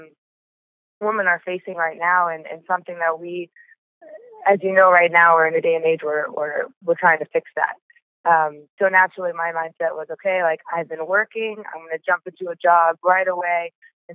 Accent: Bay Area, California, United States; I grew up in the Bay Area, probably 15 minutes away from Stanford.

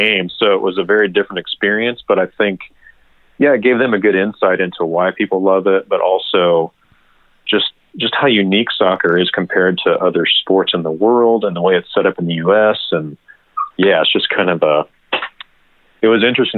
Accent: Kansas City, United States; moved away as an adult; also born or lived in Southern California / Colorado; now in Kentucky, United States; I grew up in Kansas City

